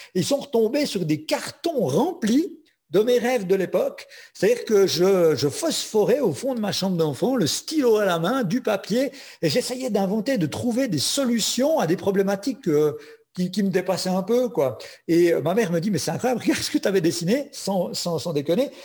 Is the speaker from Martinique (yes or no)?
no; Switzerland; Je suis suisse, j'ai un petit accent, mais mon papa est français